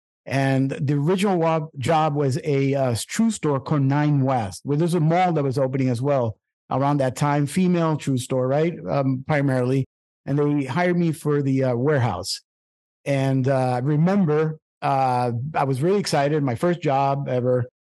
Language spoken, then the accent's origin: English; Puerto Rico; also born or lived in Brooklyn; It was a little bit rough for me, I remember, because of I'm moving from Brooklyn to a very rural part of Puerto Rico country.